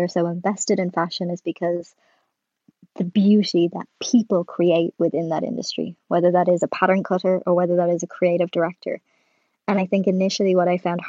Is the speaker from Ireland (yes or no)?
yes; Ireland; as an Irish person